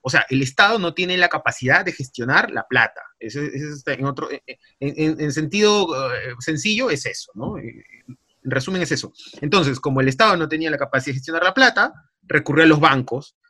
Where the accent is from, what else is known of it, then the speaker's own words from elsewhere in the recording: Peru; así somos los peruanos